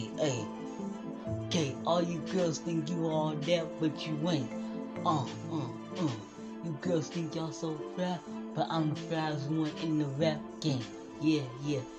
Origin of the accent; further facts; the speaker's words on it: Plainfield, Illinois, United States; And I'm from Chicago, Illinois, suburbs of Plainfield, Illinois.